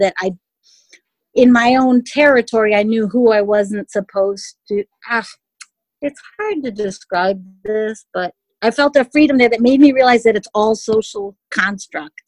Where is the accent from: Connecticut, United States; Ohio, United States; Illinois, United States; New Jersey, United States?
Connecticut, United States; also born or lived in Mexico City, Mexico / New York City, United States / Paris, France; I moved from New York City back to my hometown, there was a boom, a huge boom. I was literally like immersed in language and everything right here in Connecticut